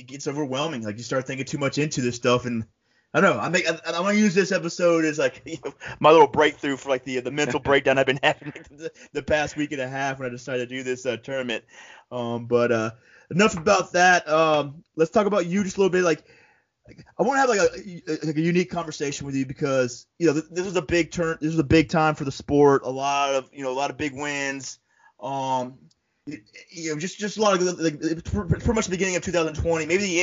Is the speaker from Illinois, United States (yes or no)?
no; Florida, United States; also born or lived in upstate New York; now in New York, United States; I'm from Florida. When I first came up to upstate New York